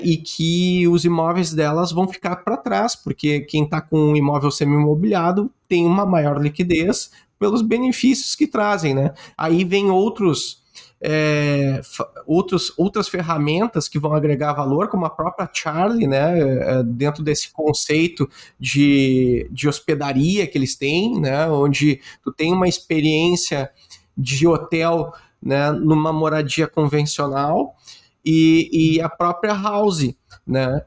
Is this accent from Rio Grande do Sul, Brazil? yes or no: yes; Rio Grande do Sul, Brazil; eu sou gaúcho